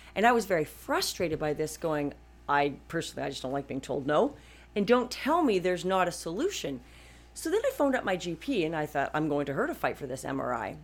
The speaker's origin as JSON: {"language": "English", "country": "Canada", "said": "I'm a Canadian"}